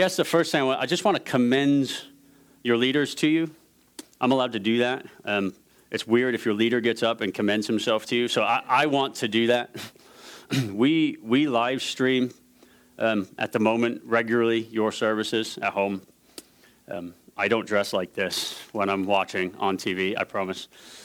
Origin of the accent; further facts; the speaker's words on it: New York, United States; also born or lived in Ohio / Scotland; My accent is super corrupted. So I'm from New York, went to Ohio State, went to Scotland for 13 years, did another year in Ohio, 2 years in Katy.